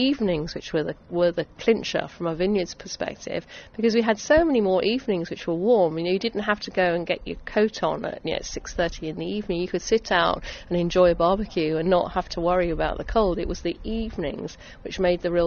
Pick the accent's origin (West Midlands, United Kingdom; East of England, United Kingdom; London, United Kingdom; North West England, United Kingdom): East of England, United Kingdom; Essex; I'm an Essex girl, born and bred, really proud of the county that I grew up